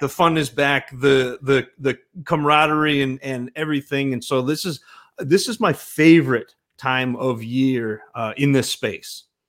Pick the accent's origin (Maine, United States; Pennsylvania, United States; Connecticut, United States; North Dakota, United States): Maine, United States; northern; I grew up in northern Maine